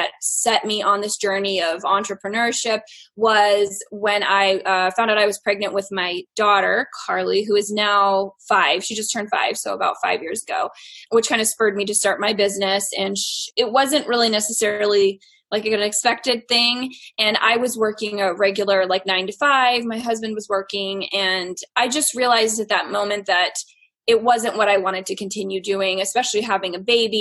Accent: East Coast, United States; now in Nebraska, United States; I am from the East Coast, but currently living in Nebraska. We have lived in a lot of different places in the past few years, so I've kind of bounced all around

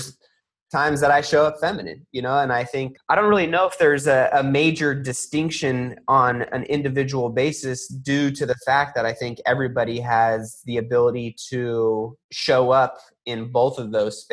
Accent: California, United States; I grew up in California in a melting pot full of any ethnicity

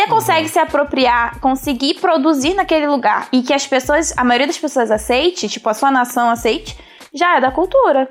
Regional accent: Brazil; also born or lived in Rio de Janeiro; eu sou brasileira, é porque eu gosto daquele churrasquinho que tem na esquina

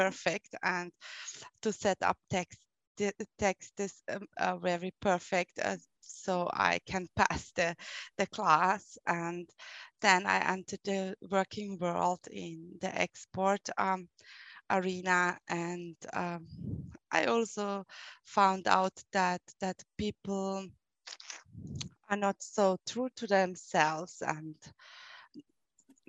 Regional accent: Vienna, Austria; accent: German; English is a second language; I was born in Vienna and grew up there

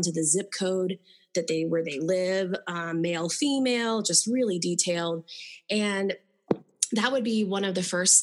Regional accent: Florida, United States; I'm from Florida

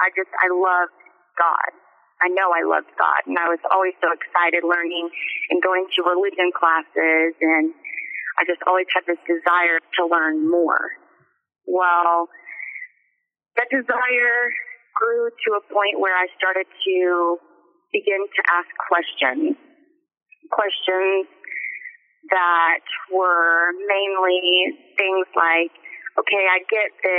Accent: Oklahoma, United States; the town that I grew up in Oklahoma

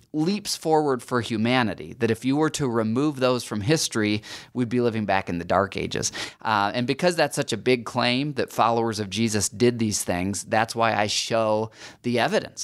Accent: United States; as American Christians

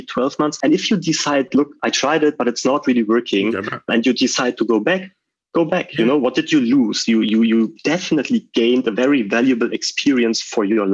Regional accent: Berlin, Germany; also born or lived in Switzerland; I'm leaving Berlin, which is like my hometown

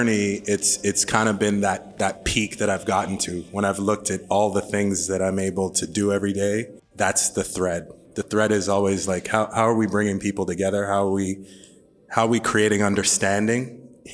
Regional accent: Sudbury, Ontario, Canada; Grew up in Sudbury

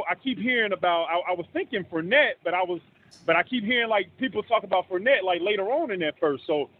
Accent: Atlanta, Georgia, United States; now in Birmingham, United States; I'm from Atlanta, so I live here, man.

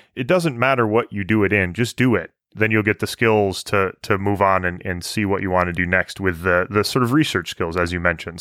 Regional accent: Michigan, United States; moved away; also born or lived in Alberta; growing up in Michigan

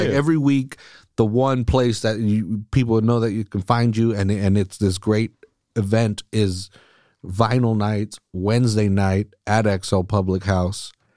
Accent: Salinas, California, United States; I grew up here. I grew up a, eleven, you know, from when I was born to when I was eleven. I lived on the east side

